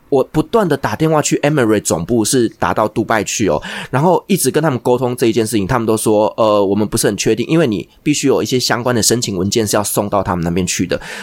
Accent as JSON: {"language": "Chinese", "country": "Taiwan", "said": "我们台湾人"}